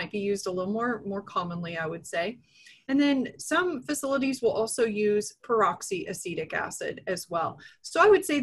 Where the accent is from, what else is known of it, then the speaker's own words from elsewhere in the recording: Nebraska, United States; moved away as an adult; also born or lived in Texas; now in Kansas, United States; I'm originally from Nebraska